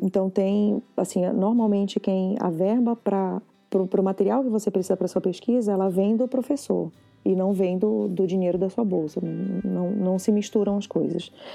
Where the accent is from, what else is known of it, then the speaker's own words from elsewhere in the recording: Brazil; moved away as an adult; now in Canada; eu sou brasileira